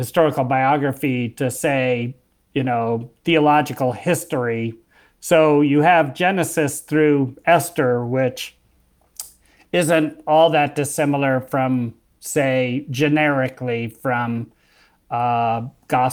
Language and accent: English; United States; I'm American